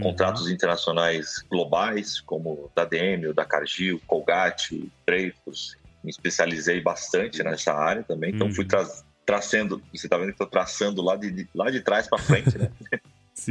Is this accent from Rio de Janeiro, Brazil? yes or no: no; Porto Alegre, Rio Grande do Sul, Brazil; also born or lived in Santos / Spain; now in São Paulo, Brazil; Eu sou natural de Rio Grande do Sul, de Porto Alegre